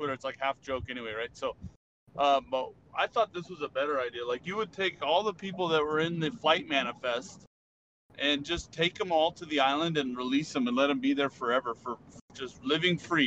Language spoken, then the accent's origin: English; Sacramento, California, United States; moved away as an adult; also born or lived in Washington State / Hawaii; I was a Navy recruiter in my hometown area around Sacramento